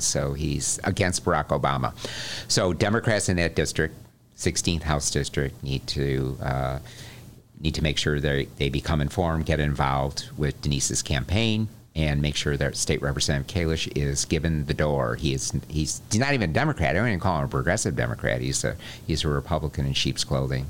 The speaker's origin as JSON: {"language": "English", "town": "Morton Grove", "region": "Illinois", "country": "United States", "tie": "born or raised there", "said": "my hometown, uh, Morton Grove"}